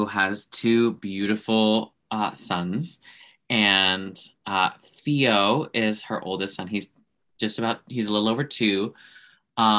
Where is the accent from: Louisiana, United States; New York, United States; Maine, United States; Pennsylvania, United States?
Louisiana, United States; Cajun; I'm very Cajun.